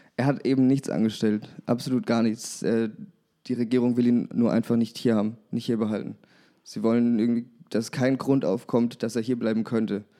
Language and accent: German; Würzburg, Bavaria, Germany; ich komme aus Würzburg